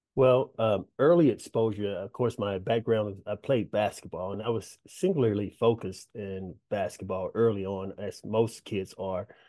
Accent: Dallas, Texas, United States; I'm from Pleasant Grove, southeast area of Dallas, Texas

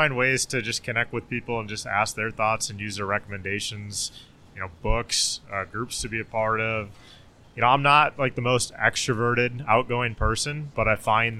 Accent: Minnesota, United States; coming from the suburbs, I grew up in Minnesota

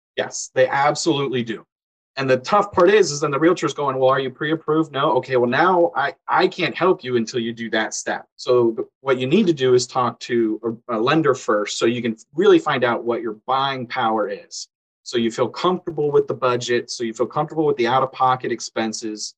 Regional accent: Orlando, Florida, United States; growing up in Orlando

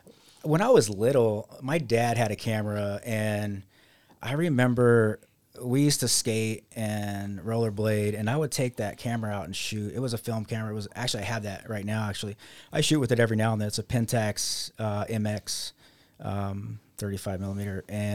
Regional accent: Las Vegas, Nevada, United States; also born or lived in Utica; now in Rochester, United States; I am originally from Las Vegas, Nevada, and I moved here, not to Rochester, but I first moved to Utica, and I was there for 8 years.

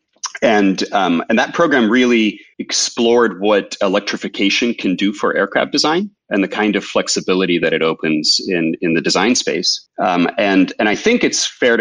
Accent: Ukraine; moved away; I grew up in Ukraine, in the former USSR.

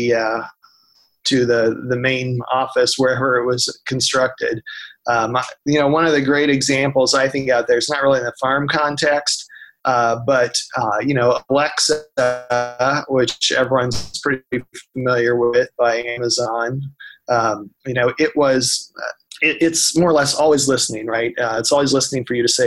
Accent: Marion County, Kansas, United States; I grew up in Marion County, which is, Marion is the county seat.

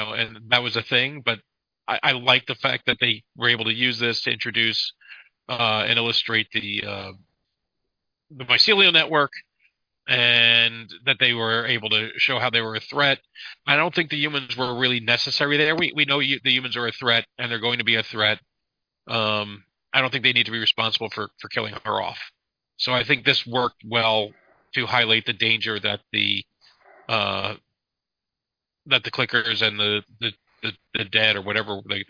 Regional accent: Detroit, Michigan, United States; You know, so I'm from Detroit. You know, it's in Michigan. So I know where Detroit is.

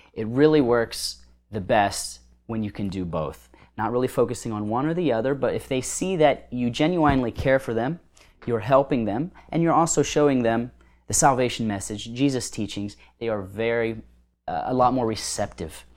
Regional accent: United States; as an American with all the blessings we have as Americans

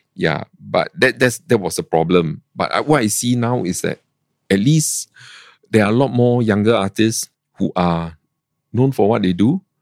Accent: Singapore; I'm from Singapore

